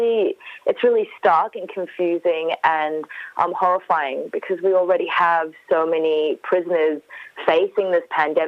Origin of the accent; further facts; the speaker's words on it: Iraq; I'm a refugee from Iraq.